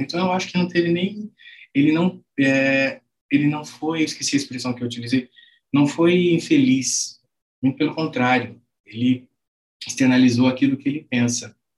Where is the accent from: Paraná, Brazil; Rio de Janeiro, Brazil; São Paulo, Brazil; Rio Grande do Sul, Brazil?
Paraná, Brazil; Londrina; sou nascido e criado aqui em Londrina.